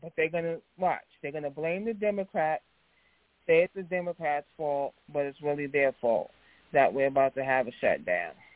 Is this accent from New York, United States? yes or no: yes; New York, United States; growing up in New York